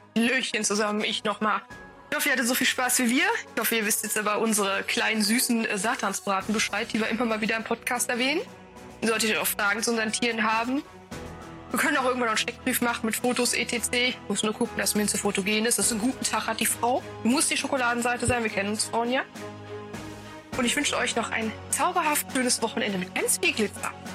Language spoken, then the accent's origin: German; North Rhine-Westphalia, Germany; Bei uns in NRW